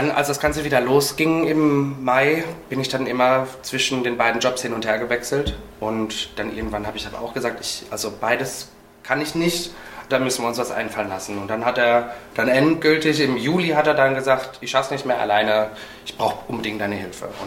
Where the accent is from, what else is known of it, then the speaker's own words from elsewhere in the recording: Bochum, North Rhine-Westphalia, Germany; Ich komme ja ursprünglich aus dem Ruhrpott, aus Bochum.